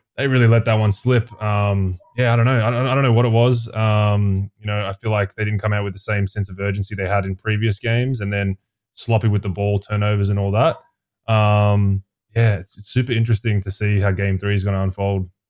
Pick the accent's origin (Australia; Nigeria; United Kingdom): Australia; Melbourne, Victoria; moved away as an adult; also born or lived in Brisbane / Boise